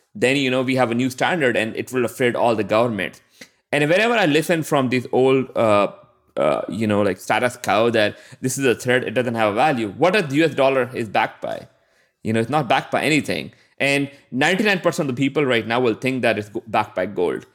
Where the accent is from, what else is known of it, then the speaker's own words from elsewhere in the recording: Pakistan; I'm from Pakistan